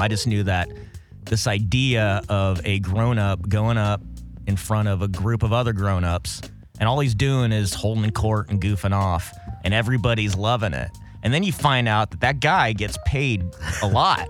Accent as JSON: {"language": "English", "town": "Los Alamitos", "region": "California", "country": "United States", "tie": "born or raised there", "also_born_or_lived": "Corona, California / San Jose, California"}